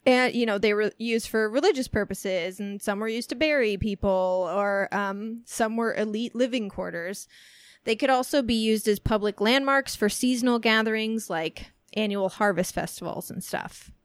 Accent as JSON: {"language": "English", "region": "Southern Illinois", "country": "United States", "tie": "born or raised there", "said": "growing up in Southern Illinois"}